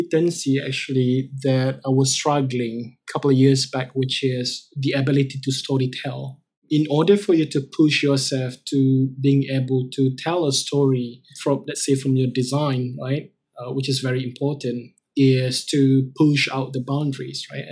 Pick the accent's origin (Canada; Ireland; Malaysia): Malaysia; moved away as an adult; also born or lived in Jakarta, Indonesia